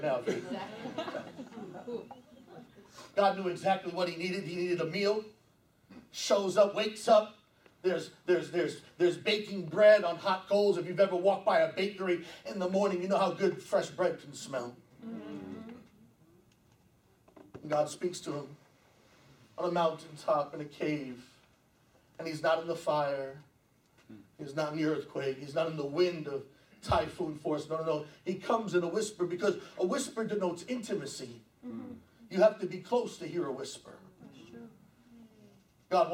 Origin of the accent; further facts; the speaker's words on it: New York, United States; I'm born and raised in New York